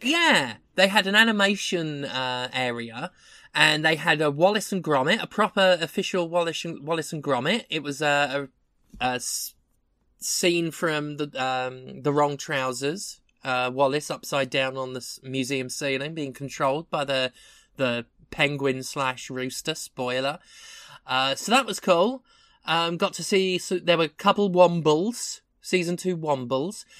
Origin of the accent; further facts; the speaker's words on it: Erith, London, United Kingdom; moved away; I went to my hometown. It is still a bleak, dead shithole.